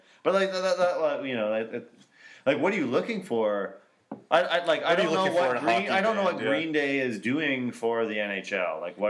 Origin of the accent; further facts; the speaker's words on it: Kitchener, Ontario, Canada; when I grew up in Kitchener